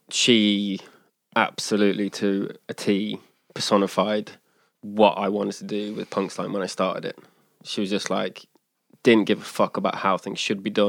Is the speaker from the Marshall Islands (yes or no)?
no; England, United Kingdom; Like coming from my background being English, and I was in bands my whole life.